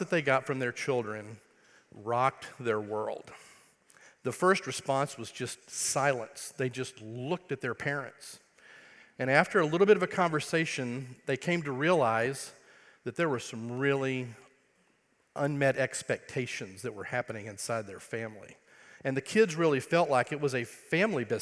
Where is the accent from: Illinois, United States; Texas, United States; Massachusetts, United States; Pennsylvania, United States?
Texas, United States; Wichita Falls; accent: Texas; I am from Texas, grew up in a place called Wichita Falls, Texas